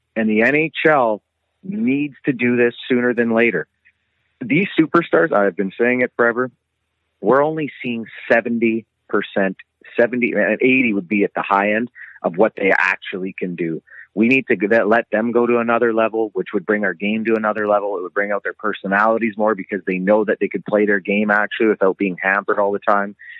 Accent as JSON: {"language": "English", "town": "Lethbridge", "region": "Alberta", "country": "Canada", "tie": "born or raised there", "said": "where'd you grow up? It's North Lethbridge. I grew up on North in North Lethbridge on the north side"}